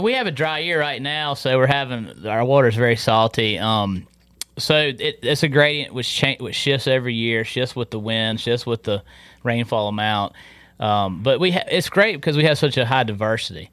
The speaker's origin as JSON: {"language": "English", "town": "Tarboro", "region": "North Carolina", "country": "United States", "tie": "born or raised there", "also_born_or_lived": "Hatteras, North Carolina", "moved": "as an adult", "said": "I grew up in Tarboro"}